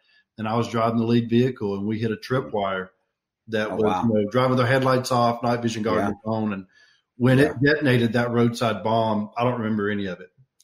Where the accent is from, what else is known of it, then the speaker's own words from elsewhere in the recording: Alabama, United States; I grew up here in Alabama